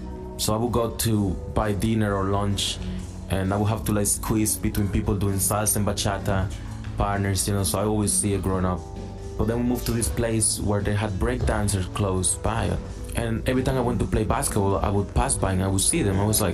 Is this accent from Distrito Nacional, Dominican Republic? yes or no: yes; Santo Domingo, Distrito Nacional, Dominican Republic; born there; I was born in Dominican Republic, in Santo Domingo, the capital, 1996. I always liked dancing. Dancing is a big part of our culture, because there is dancing everywhere.